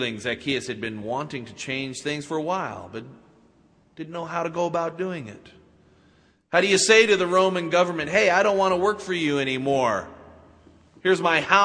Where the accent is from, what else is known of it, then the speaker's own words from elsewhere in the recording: Utah, United States; I credit growing up in Utah with the beginning of my faith.